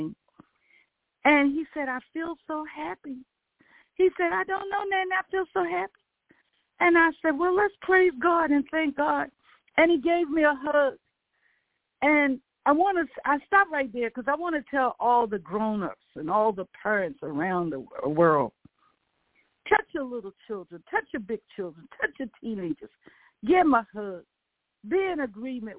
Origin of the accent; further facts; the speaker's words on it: the South, United States; I'm from the South